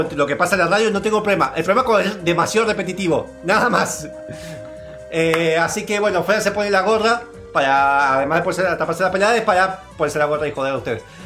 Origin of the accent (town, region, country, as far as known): Argentina